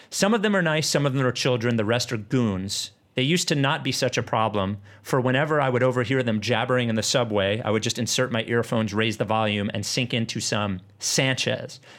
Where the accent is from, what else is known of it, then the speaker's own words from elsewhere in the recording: Perth, Western Australia, Australia; I am from Perth in Western Australia.